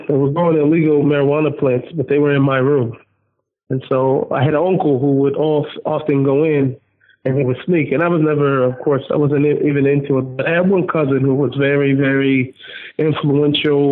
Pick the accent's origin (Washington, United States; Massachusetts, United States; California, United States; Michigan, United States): Washington, United States; Seattle; I was born in Seattle, Washington.